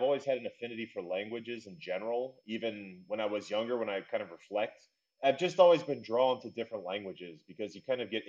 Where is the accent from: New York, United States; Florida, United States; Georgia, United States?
Florida, United States; Tampa; moved away as an adult; also born or lived in Spain; now in Belgium; I'm originally from Tampa, Florida, USA, but I moved to Europe, say, 11 years ago due to a long series of events.